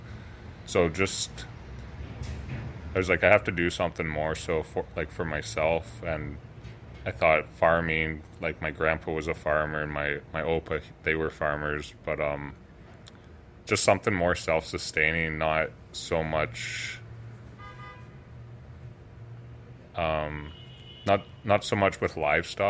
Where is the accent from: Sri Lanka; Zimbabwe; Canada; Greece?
Canada; Listowel, Ontario; also born or lived in Kitchener; growing up in Listowel, it's a rural community